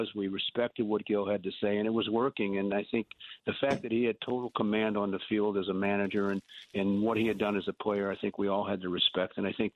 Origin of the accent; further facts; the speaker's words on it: St. Louis, Missouri, United States; as a kid growing up in St. Louis